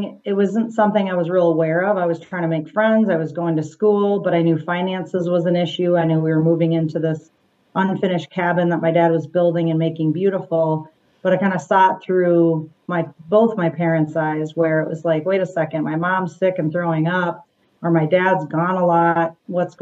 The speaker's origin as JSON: {"language": "English", "town": "Minneapolis", "region": "Minnesota", "country": "United States", "tie": "born or raised there", "said": "I grew up in Twin Cities of Minneapolis, so west suburbs"}